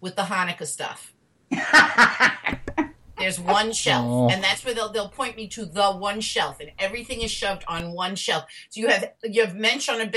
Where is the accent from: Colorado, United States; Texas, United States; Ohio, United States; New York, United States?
New York, United States; New York City; We grew up in New York City